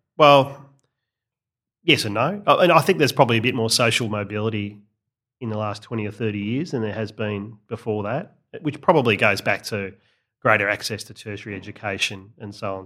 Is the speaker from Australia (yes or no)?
yes; Australia; I'm an Australian.